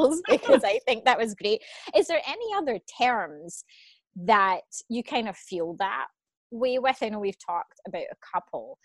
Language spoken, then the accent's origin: English; Scotland, United Kingdom; I'm Scottish